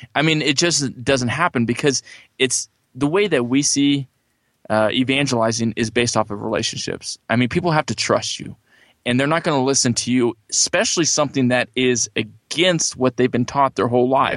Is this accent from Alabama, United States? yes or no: no; California, United States; also born or lived in Johnson City, Tennessee; I'm originally from California